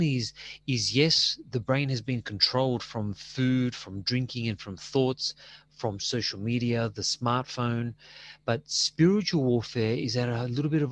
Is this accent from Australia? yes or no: yes; Australia; I'm Australian, you know, with Greek parents.